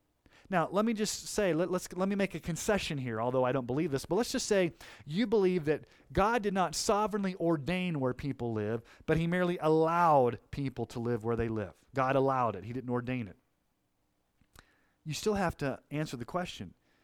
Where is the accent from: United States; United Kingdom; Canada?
United States; Kansas City, Missouri; born there; I was born in 1971 in Kansas City, Missouri, to a Christian family.